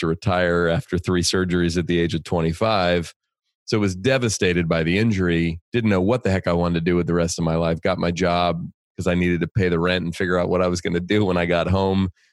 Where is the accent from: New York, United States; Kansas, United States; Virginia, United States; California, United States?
California, United States; Bay Area; I grew up in the Bay Area in California